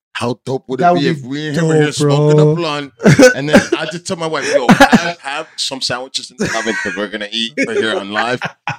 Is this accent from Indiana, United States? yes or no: no; Weehawken, New Jersey, United States; also born or lived in Union City; This is Weehawken, where I'm from.